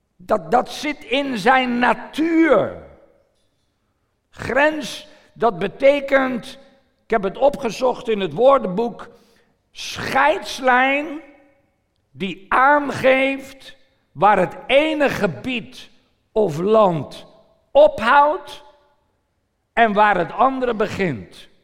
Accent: Netherlands; Ik verlaat mijn gebied Nederland en ik zit in een ander land.

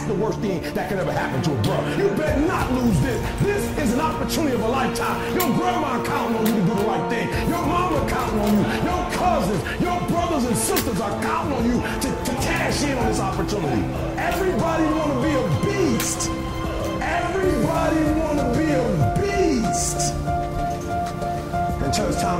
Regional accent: Detroit, Michigan, United States; I'm from Detroit, homeless.

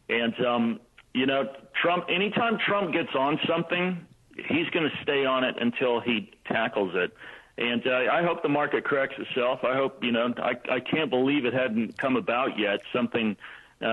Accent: Texas, United States; I hail from Texas

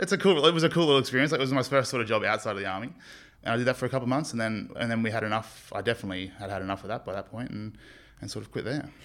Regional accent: Sydney, New South Wales, Australia; moved away as an adult; now in Townsville, Australia; I grew up in Western Sydney

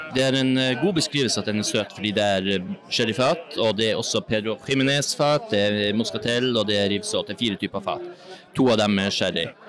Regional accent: Northern Norway, Norway; Jeg er fra Nord-Norge, som dere hører selv

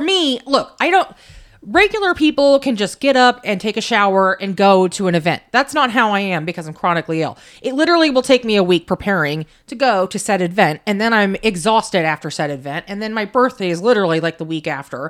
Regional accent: United States; being an American citizen

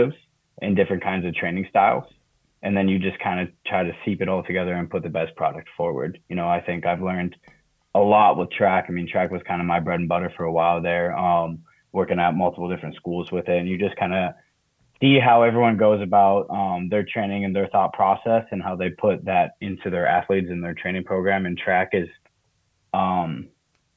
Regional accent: Minneapolis, Minnesota, United States; moved away as an adult; also born or lived in Eau Claire, Wisconsin; now in College Park, United States; I'm from Minneapolis, Minnesota originally

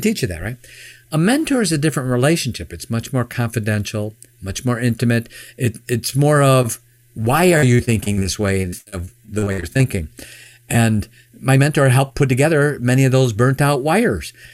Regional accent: Chicago, Illinois, United States; born or raised there; now in Michigan, United States

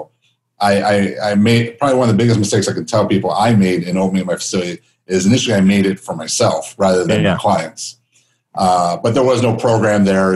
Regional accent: Chicago, Illinois, United States; also born or lived in Phoenix, Arizona; now in Las Vegas, United States; growing up in Chicago, I spent most of my time in Phoenix

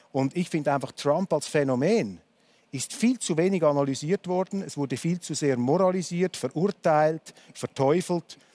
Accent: Switzerland; Das hat für mich als Schweizer etwas Tröstliches

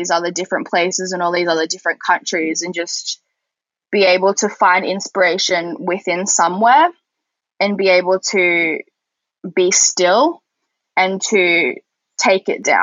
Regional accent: Australia; I'm from Australia

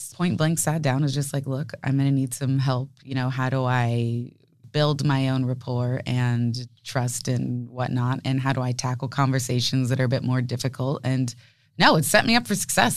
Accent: San Diego, California, United States; we're a local family, born and raised in San Diego, me, my parents

